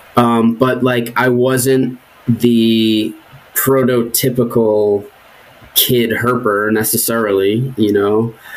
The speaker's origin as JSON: {"language": "English", "region": "New Jersey", "country": "United States", "tie": "born or raised there", "also_born_or_lived": "Cape Cod / southern New England", "moved": "as an adult", "said": "I grew up in New Jersey for the most part"}